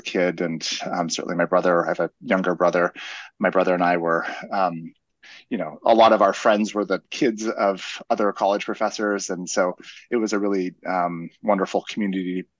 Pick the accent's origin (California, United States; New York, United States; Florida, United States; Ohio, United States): California, United States; Claremont; also born or lived in East Coast; grew up in a college town called Claremont, which is a bit east of Los Angeles.